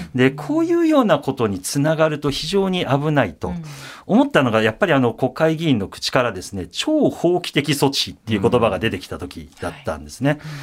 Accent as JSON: {"language": "Japanese", "region": "Osaka", "country": "Japan", "tie": "born or raised there", "said": "僕大阪出身なんですけれども"}